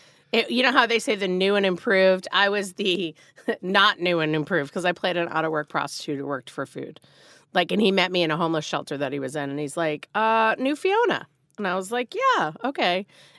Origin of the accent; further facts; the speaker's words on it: Marblehead, Massachusetts, United States; I grew up 20 minutes north of Boston.